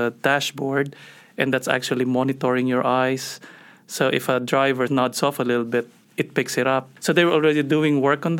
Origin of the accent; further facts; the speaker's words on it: Manila, Metro Manila, Philippines; moved away as an adult; also born or lived in New York / Philadelphia; now in United States; Yeah, so background-wise, I'm Filipino, so I grew up in Manila. Did my med school there and then left to do my psychiatry training in New York and Philadelphia